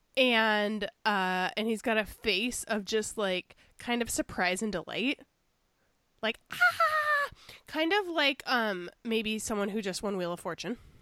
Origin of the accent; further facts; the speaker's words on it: Chicago, Illinois, United States; I'm from Chicago